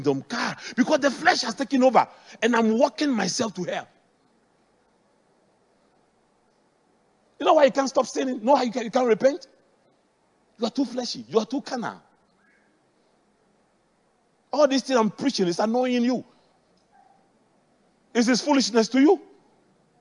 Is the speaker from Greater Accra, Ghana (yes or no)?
yes; Accra, Greater Accra, Ghana; I grew up in Adabraka